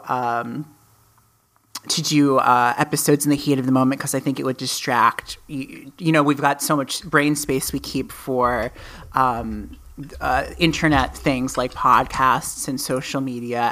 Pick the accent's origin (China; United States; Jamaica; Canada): United States; we are both from America